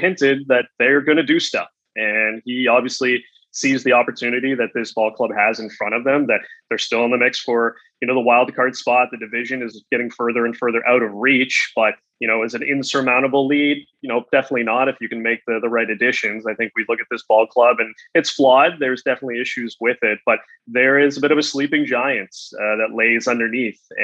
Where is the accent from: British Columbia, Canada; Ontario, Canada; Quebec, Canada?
Ontario, Canada; Bradford; my hometown of Bradford